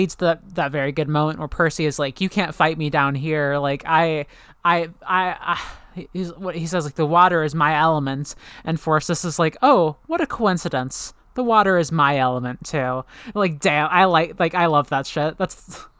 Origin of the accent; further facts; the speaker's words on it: Canada; He was an American hero. I'm sorry, I'm Canadian.